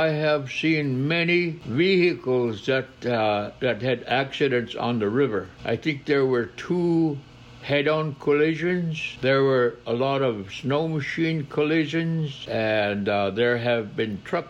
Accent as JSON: {"language": "English", "town": "Napakiak", "region": "Alaska", "country": "United States", "tie": "born or raised there", "said": "I have lived all my life in Alaska. My living was in Napakiak until I became 14 years old"}